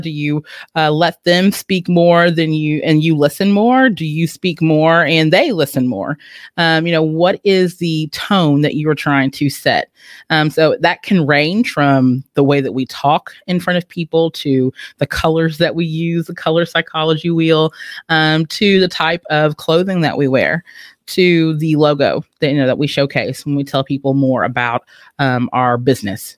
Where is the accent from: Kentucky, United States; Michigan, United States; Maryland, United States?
Kentucky, United States; Owensboro; I'm originally from Owensboro, Kentucky. So that's Western Kentucky, but Kentucky has always been my home